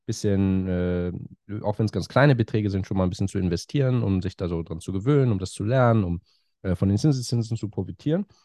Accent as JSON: {"language": "German", "region": "Hamburg", "country": "Germany", "also_born_or_lived": "Cambridge / France", "moved": "as an adult", "lives_now": "London, United Kingdom", "said": "Ich komme aus Hamburg ursprünglich, lebe aber schon länger in London."}